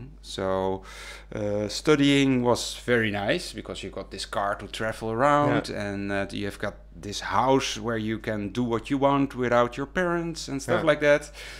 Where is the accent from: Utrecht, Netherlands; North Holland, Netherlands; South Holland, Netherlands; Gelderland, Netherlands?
Gelderland, Netherlands; Wageningen; And I come from Wageningen.